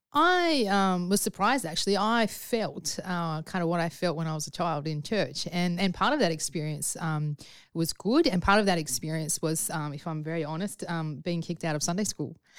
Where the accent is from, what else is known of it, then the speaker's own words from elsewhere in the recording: Sydney, New South Wales, Australia; my experience growing up in Sydney